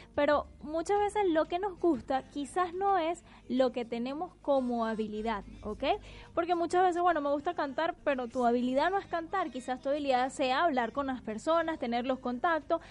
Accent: Venezuela; moved away as an adult; now in Buenos Aires, Argentina; hablo como venezolano emigrante

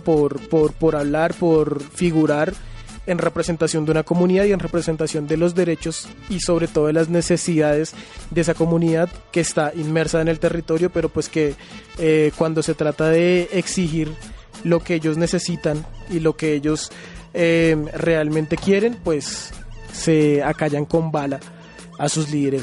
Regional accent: Colombia; nosotros como colombianos

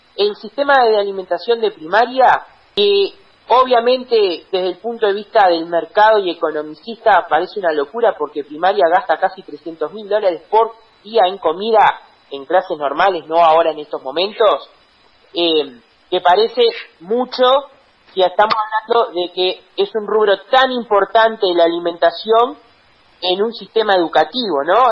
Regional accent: Canelones, Uruguay; acá en, en mi pueblo donde la fiesta de Santa Rosa era un verdadero espectáculo

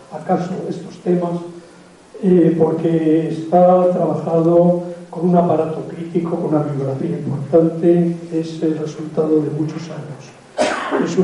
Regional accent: Spain; Pero es que todos los españoles somos mestizos.

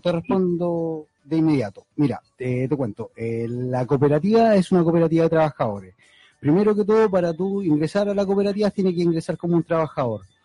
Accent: Valparaíso, Chile; somos de Valparaíso

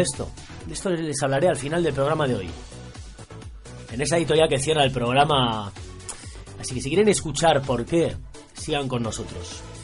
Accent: Barakaldo, Basque Country, Spain; un grupazo de mi pueblo de Baracaldo

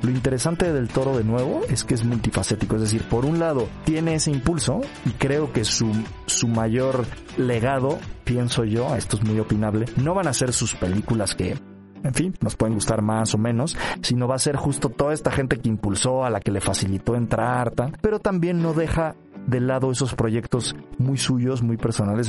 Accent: Mexico; como mexicanos

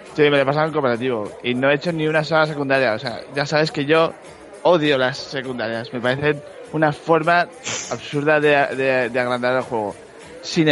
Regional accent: Spain; yo soy de, de España

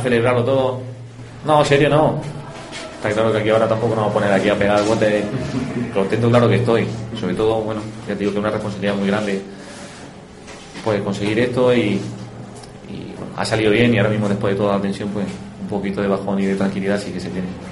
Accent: Linares, Andalusia, Spain; todos los que somos de aquí de Linares

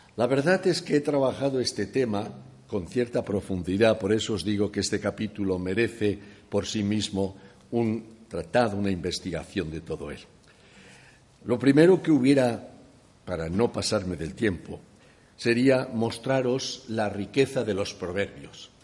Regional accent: Valencia, Valencian Community, Spain; moved away; also born or lived in Llíria; yo nací en Valencia, en la parte trasera de mi casa eran campos, por eso he comido buen maíz

